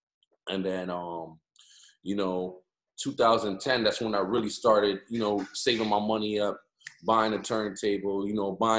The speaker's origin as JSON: {"language": "English", "town": "Hartford", "region": "Connecticut", "country": "United States", "tie": "born or raised there", "said": "Born and raised in Hartford, Connecticut."}